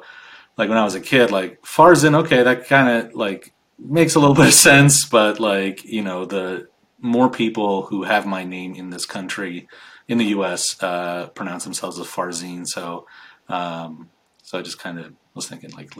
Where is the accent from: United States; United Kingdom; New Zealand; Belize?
United States; also born or lived in Iran; I grew up in the United States. I came to the US when I was 5